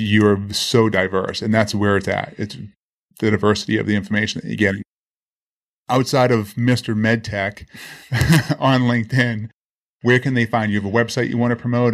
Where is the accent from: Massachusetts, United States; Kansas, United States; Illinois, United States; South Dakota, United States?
Massachusetts, United States; Boston; born or raised there; now in Miami, United States